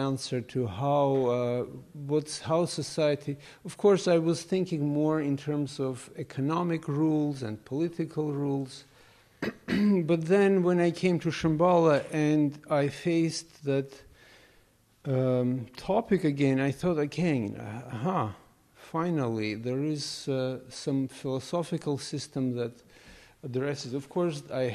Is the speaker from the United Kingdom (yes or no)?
no; Armenia; moved away as an adult; now in New York City, United States; I grew up in the Soviet Union, in Armenia